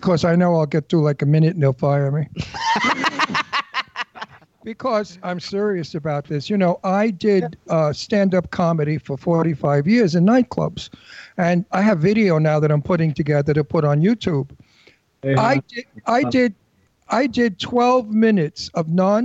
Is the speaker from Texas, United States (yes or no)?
no; New York City, New York, United States; I'm from Brooklyn, I'm Italian